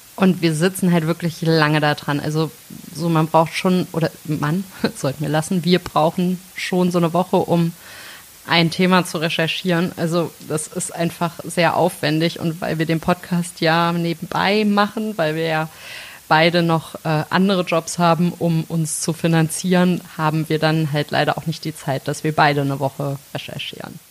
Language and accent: German; Melsungen, Hesse, Germany; now in Bonn, Germany; ich komme aus äh, Nordhessen, aus Melsung, absolute Lokalpatriotin